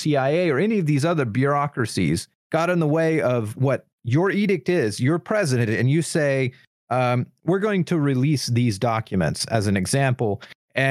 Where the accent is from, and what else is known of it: Midwest, United States